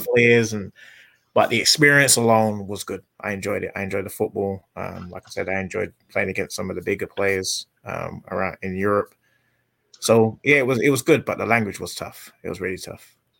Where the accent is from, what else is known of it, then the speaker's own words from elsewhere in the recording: England, United Kingdom; moved away as an adult; now in United States; I'm English